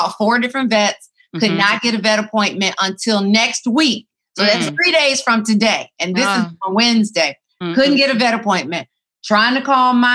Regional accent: Atlanta, Georgia, United States; moved away; I'm in Atlanta. Yes, and you know I love my hometown, love it so much

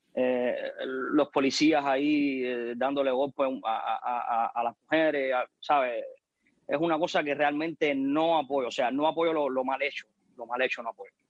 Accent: Cuba; en mi país sí existe una dictadura

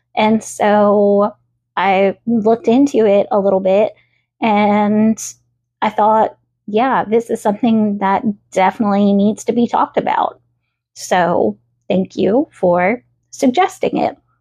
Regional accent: the South, United States; accent: Southern; I may have been born and raised in the South, but I am not your typical Southern belle. I know the Southern accent comes out sometimes. I know that I say y'all

